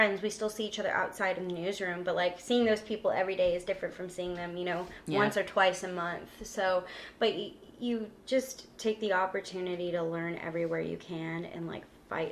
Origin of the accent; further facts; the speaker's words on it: San Antonio, Texas, United States; moved away as an adult; also born or lived in Corpus Christi, Texas; I'm from San Antonio, but I grew up going to Corpus